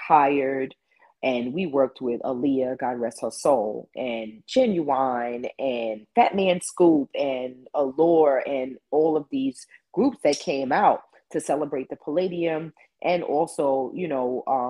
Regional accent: New York City, New York, United States; I'm from Queens originally

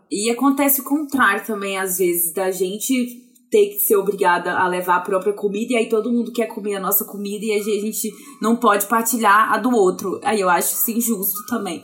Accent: Viçosa, Minas Gerais, Brazil; moved away as an adult; now in Belo Horizonte, Brazil; Eu sou do interior de Minas Gerais, de Viçosa, nascida, formada, criada lá. Aí eu vim para Belo Horizonte há uns 10 anos.

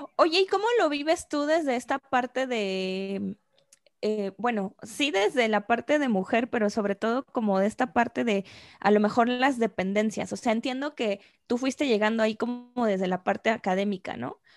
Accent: Mexico; also born or lived in England; yo como mexicana

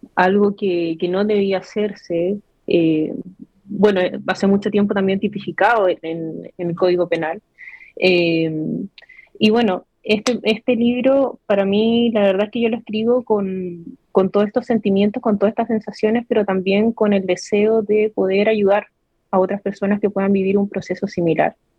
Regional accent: Iquique, Tarapacá, Chile; soy nacida y criada acá en Iquique

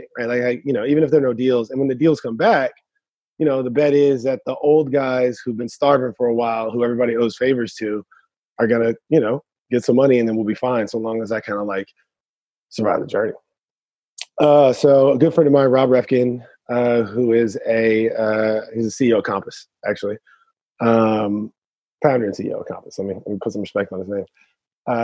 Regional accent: the Bay Area, California, United States; moved away; I'm from the Bay. So I grew up with a bunch of hackers too

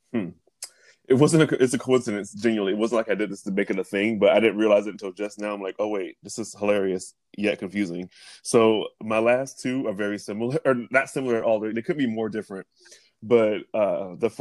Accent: Big Spring, Texas, United States; moved away; when I first moved out of Big Spring, my hometown. It's a very small town in Texas

